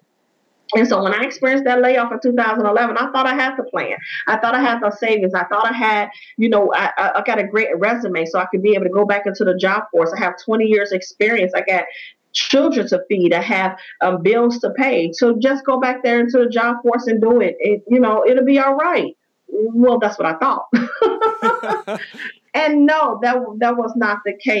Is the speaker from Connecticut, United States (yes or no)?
no; Chicago, Illinois, United States; I am from Chicago, Illinois, born and raised.